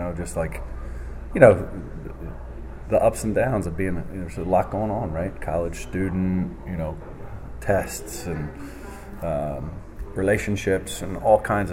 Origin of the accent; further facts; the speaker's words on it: near Lansdale, Pennsylvania, United States; which was close to my hometown